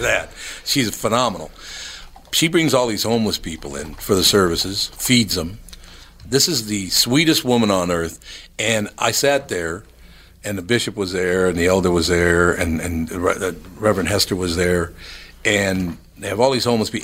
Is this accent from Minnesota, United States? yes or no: yes; Minneapolis, Minnesota, United States; I grew up in North Minneapolis and I love North Minneapolis